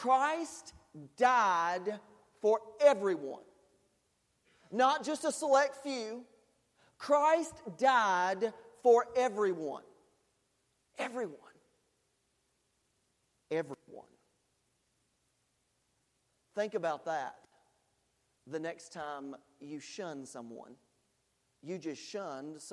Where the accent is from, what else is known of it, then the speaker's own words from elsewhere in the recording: United States; as an American and as someone who has people who have served in the military and in my family